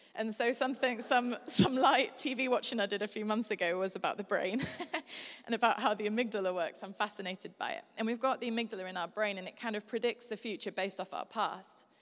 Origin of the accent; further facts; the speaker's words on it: Yorkshire and the Humber, United Kingdom; I'm from Yorkshire.